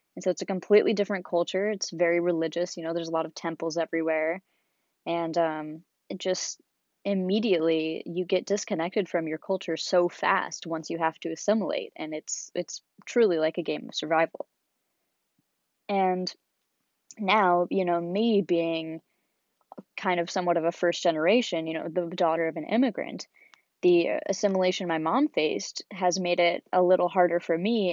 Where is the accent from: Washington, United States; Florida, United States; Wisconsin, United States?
Washington, United States; Seattle; moved away as an adult; now in San Diego, United States; I was born and raised in Seattle, Washington